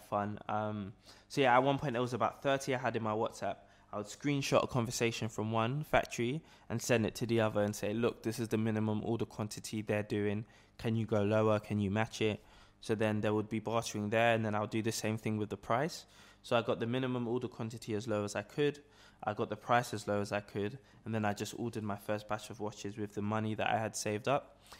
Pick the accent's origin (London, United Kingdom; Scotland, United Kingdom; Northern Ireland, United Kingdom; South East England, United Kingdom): London, United Kingdom; I was born and raised here in London